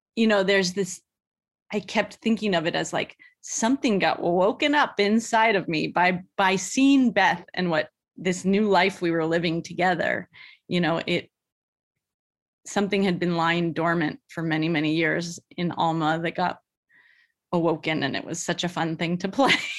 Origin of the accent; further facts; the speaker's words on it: the Bay Area, California, United States; moved away; I'm from the Bay Area